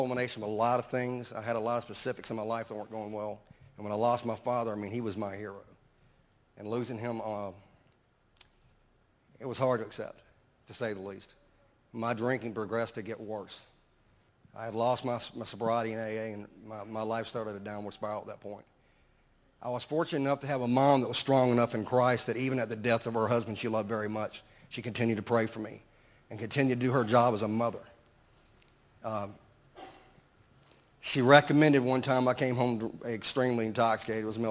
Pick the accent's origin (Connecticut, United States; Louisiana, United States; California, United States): Louisiana, United States; Baton Rouge; I'm from Baton Rouge